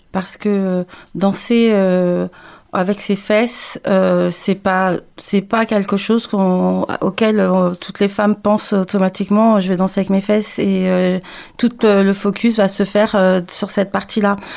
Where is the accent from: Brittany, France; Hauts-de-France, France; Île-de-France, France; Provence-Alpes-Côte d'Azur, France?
Île-de-France, France; Paris; je suis euh, native euh, de Paris, mais je suis originaire de la Guadeloupe